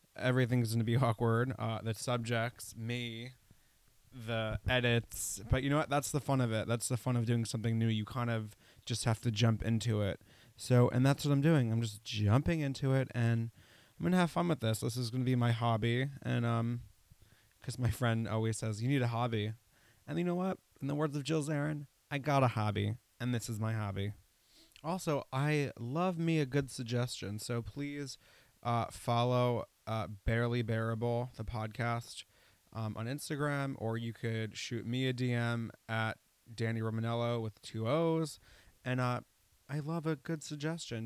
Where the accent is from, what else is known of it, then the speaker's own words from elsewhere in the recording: Putnam County, New York, United States; I grew up an hour north of New York City in, uh, Putnam County, which bordered Westchester County